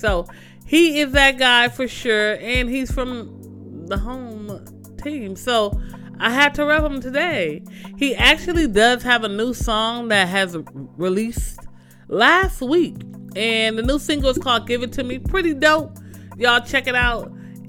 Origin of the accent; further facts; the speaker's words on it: Nigeria; I'm Nigerian, you know, always repping the green and white, so I love to see it.